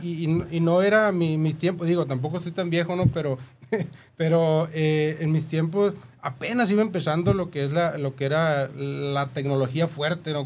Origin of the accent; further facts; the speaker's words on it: Guasave, Sinaloa, Mexico; accent: norteño; yo soy originario de San Rafael, Guasave, Sinaloa